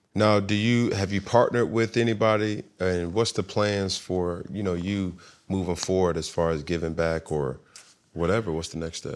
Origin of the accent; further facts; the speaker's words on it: Atlanta, Georgia, United States; moved away as an adult; also born or lived in Alabama / Texas / Florida; I was from Atlanta